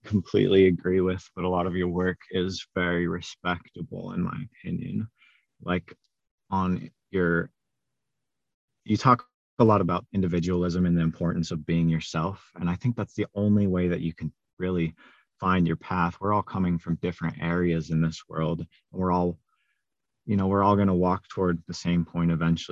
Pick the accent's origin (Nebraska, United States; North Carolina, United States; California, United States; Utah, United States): Utah, United States; I'm from Utah